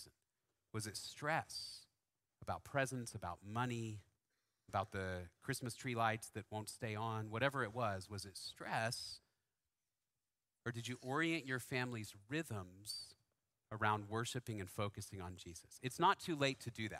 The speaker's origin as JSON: {"language": "English", "town": "Dallas", "region": "Texas", "country": "United States", "tie": "born or raised there", "said": "I grew up in Dallas in the 80s and 90s mostly."}